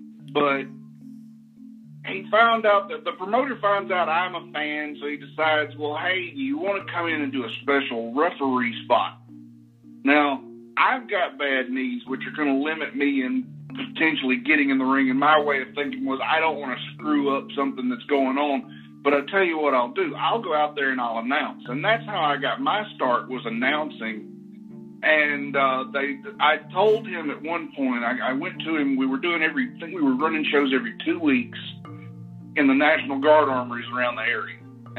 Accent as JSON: {"language": "English", "town": "Pontotoc", "region": "Mississippi", "country": "United States", "said": "I hail from Pontotoc."}